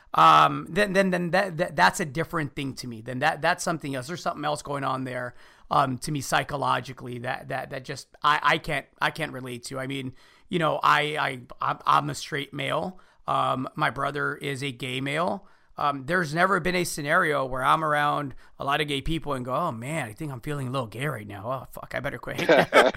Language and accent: English; United States; as an American, right? Son of Mexican immigrants.